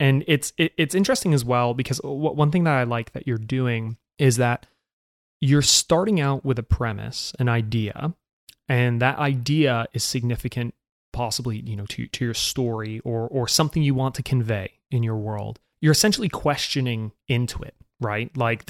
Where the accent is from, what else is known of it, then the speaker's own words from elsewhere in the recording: United Kingdom; now in United States; I sound American, I'm from Britain, I moved around a lot as a kid, and I never realized this about British people until I moved to America